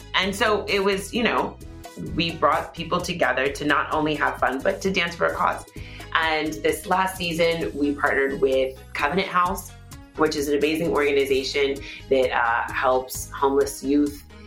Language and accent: English; Houston, Texas, United States; I was born and raised in Houston, Texas